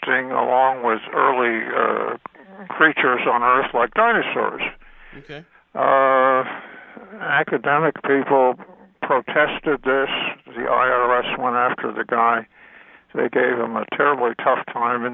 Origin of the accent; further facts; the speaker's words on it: New England, United States; I was born in New England.